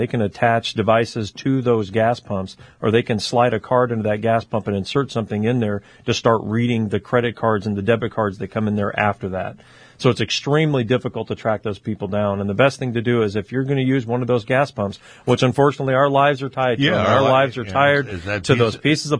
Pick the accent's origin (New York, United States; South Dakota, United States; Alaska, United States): Alaska, United States; Fairbanks; I grew up in Fairbanks and moved here when I was a little kid.